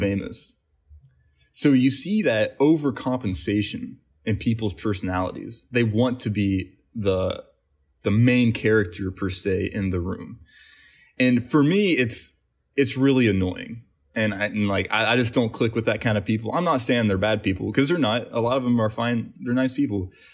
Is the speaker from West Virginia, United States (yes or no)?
yes; West Virginia, United States; moved away as an adult; now in Los Angeles, United States; we grew up in West Virginia.